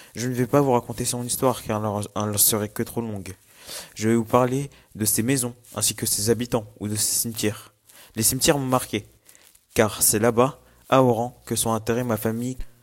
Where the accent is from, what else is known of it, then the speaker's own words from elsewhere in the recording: Morocco; also born or lived in Paris, France; j'ai toujours vécu au Maroc